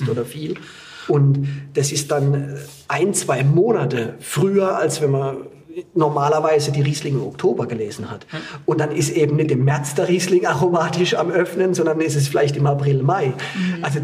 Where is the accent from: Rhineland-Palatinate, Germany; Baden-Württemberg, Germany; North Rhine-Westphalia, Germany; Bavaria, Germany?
Baden-Württemberg, Germany; ich bin in Südbaden aufgewachsen, habe im Kaiserschuh gelernt, war in Burgund. Das hätte ich mal nicht gedacht. Da kam ich 2008 in die Pfalz